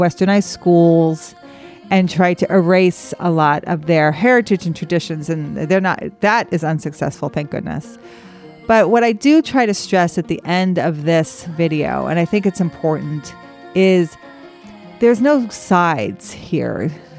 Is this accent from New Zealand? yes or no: no; United States; as an American and as a historian